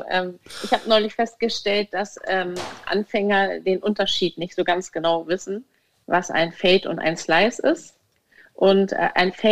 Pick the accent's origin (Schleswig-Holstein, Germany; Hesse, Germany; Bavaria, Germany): Schleswig-Holstein, Germany; Wentorf; Also ich komme ja aus Wentorf und wir haben viele Bäume